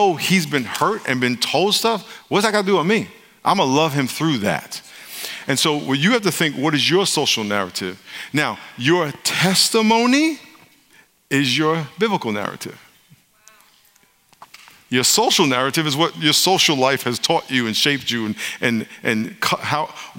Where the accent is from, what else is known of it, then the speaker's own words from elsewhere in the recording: New York, United States; now in California, United States; I live in California now, but I'm from New York. I grew up in New York